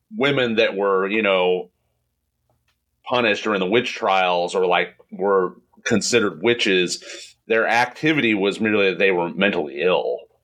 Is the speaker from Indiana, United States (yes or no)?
yes; Indiana, United States; moved away; I'm from Indiana